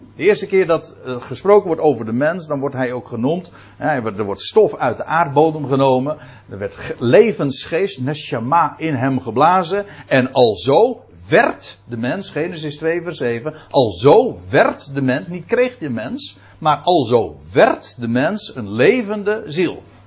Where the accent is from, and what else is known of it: Netherlands